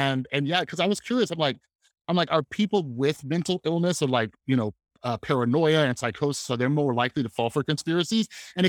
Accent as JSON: {"language": "English", "town": "Santa Barbara", "region": "California", "country": "United States", "said": "from Santa Barbara."}